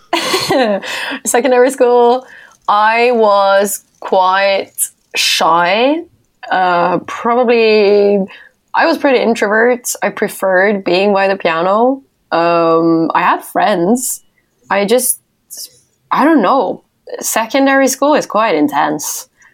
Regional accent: Norway; my hometown

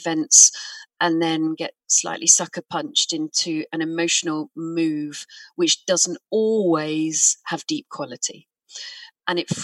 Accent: United Kingdom; I'm British

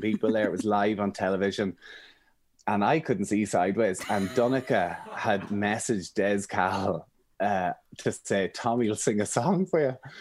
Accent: Emyvale, Ulster, Ireland; also born or lived in Armagh; I'm from Monaghan, I'm from a little village called Emmyvale, but actually our house is in the complete middle of nowhere.

